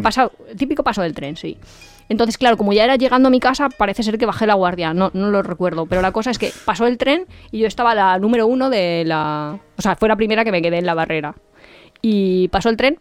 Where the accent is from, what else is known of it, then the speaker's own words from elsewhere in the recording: Spain; somos españoles